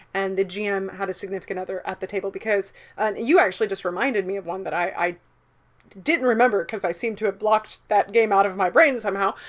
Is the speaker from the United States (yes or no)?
yes; the South, United States; growing up in the South